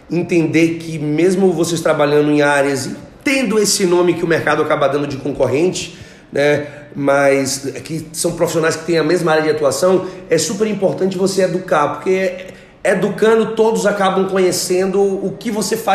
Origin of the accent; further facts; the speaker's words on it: Brasília, Federal District, Brazil; Eu sou